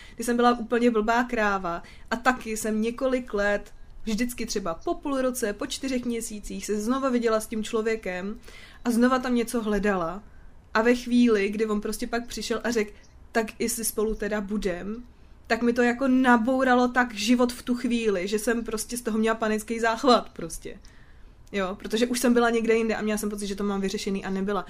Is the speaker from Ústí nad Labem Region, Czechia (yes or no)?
no; Prague, Czechia; já jsem Pražák, co má jako Brno rád